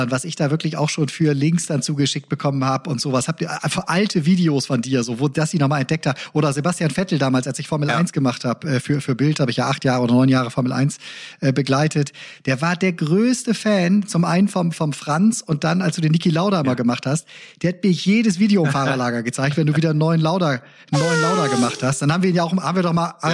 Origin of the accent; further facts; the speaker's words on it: Bremen, Germany; Äh, ich freue mich sehr als Bremer, dass ein relativ teurer Trainer von unserer Gehaltsliste äh, runter ist